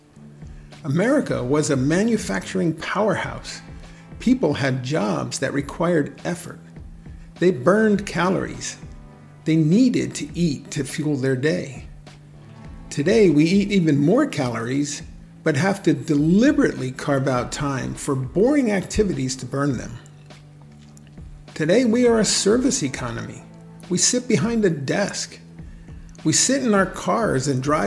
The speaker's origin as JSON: {"language": "English", "region": "New Jersey", "country": "United States", "tie": "born or raised there", "said": "my home state of New Jersey"}